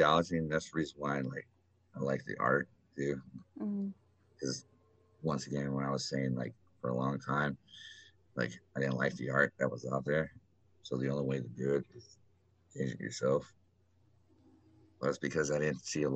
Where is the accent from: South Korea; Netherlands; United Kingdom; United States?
United States; Texas; We are from Texas.